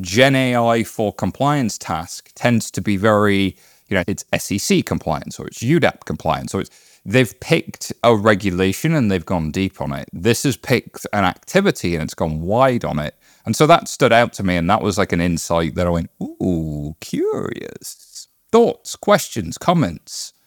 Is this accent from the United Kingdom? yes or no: yes; United Kingdom; I'm British